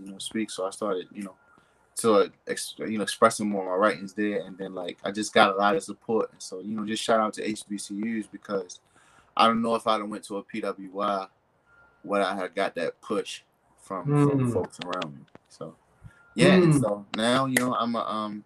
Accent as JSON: {"language": "English", "town": "Baltimore", "region": "Maryland", "country": "United States", "tie": "born or raised there", "said": "I grew up in West Baltimore, in, I guess we say, the tail end of the crack era."}